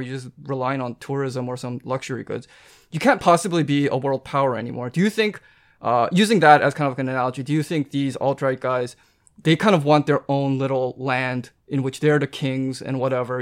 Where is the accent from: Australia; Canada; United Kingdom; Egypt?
Canada; I'm Canadian